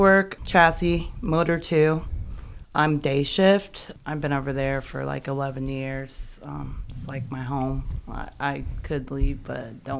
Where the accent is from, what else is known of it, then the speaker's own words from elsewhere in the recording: Muncie, Indiana, United States; moved away; Born and raised in Muncie, but I've been up here since 1998. That's when my dad had to transfer.